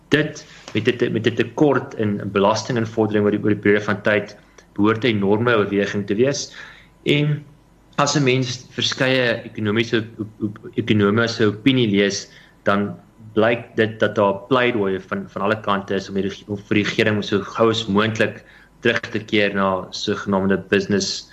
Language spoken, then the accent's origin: Afrikaans; South Africa